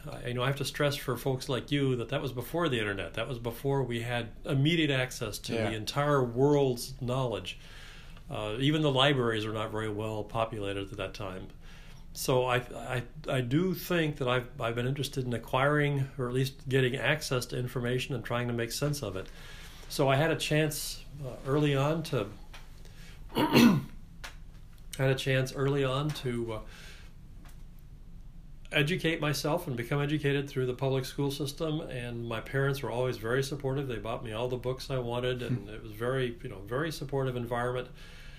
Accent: Central Texas, United States; I grew up in Central Texas in the late 50s and 60s.

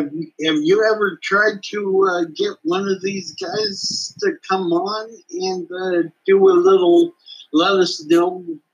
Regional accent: Darrington, Washington, United States; I saw a couple of things growing up in Darrington.

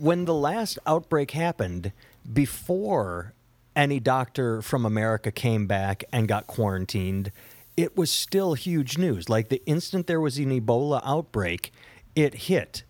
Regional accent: United States; I am an American

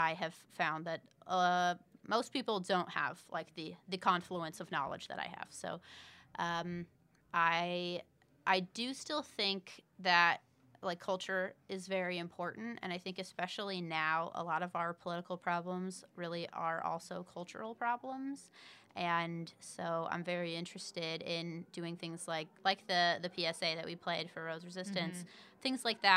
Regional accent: Indiana, United States; I'm a writer, an mm-hmm. actress, filmmaker, mm-hmm. and I'm from Indiana

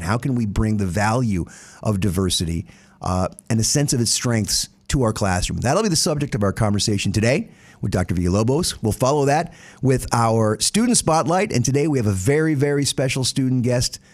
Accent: the South, United States; now in New Jersey, United States; being a Southerner

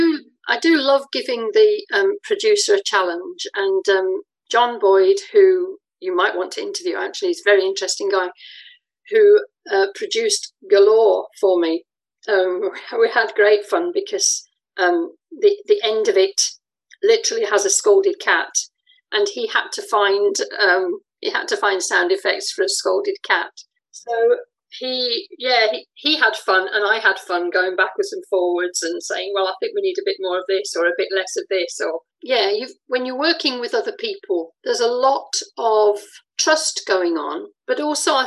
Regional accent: England, United Kingdom; moved away as an adult; also born or lived in France; now in Scotland; You can hear from my voice I'm English, but I lived in France for a while and I've lived in Scotland for more than half my life.

